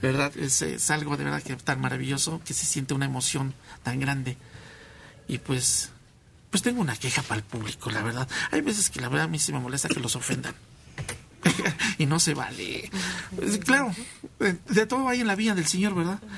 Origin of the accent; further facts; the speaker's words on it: San Martín Texmelucan, Puebla, Mexico; Yo soy del estado de Puebla, de San Martín Local